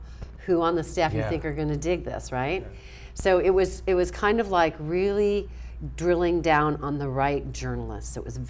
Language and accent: English; New Orleans, Louisiana, United States; And I pride myself as a New Orleans girl that I have so much serendipity in my life. I was born in New Orleans, and I just have a knack of being at the right place at the right time